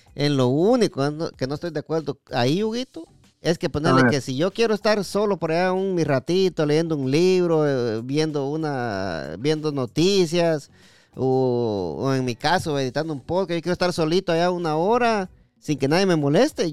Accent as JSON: {"language": "Spanish", "region": "Jutiapa", "country": "Guatemala", "said": "yo soy de Jutiapa"}